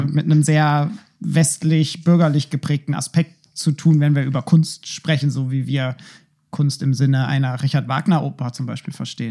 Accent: Schleswig-Holstein, Germany; moved away as an adult; now in Berlin, Germany; ich bin ja in Schleswig-Holstein auch aufgewachsen.

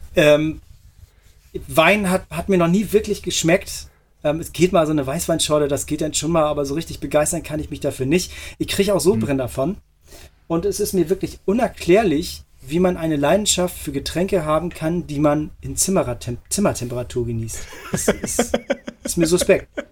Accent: Hamburg, Germany; moved away; also born or lived in Montreal; Hamburg ist, ähm, ja. würde ich als meine Heimatstadt ähm, bezeichnen. Ich bin dort groß geworden.

